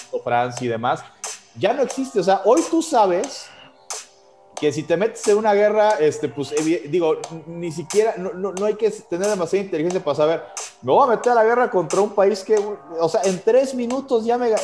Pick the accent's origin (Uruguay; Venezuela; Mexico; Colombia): Mexico; yo, como mexicano